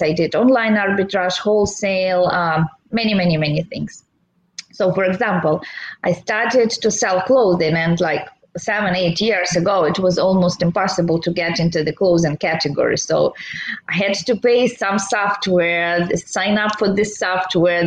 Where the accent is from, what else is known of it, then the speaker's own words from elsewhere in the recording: Belarus; moved away as an adult; now in San Diego, United States; Originally, I'm from Belarus. It's uh, Eastern Europe.